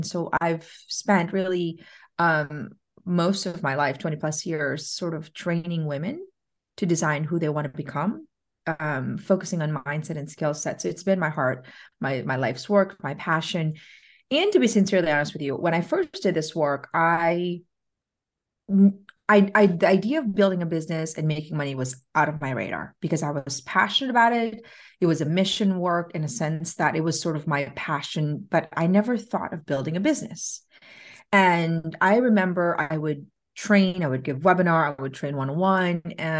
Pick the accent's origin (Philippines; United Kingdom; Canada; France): Philippines; So I grew up in the Philippines, and my first recollection was living in the slums of the Philippines.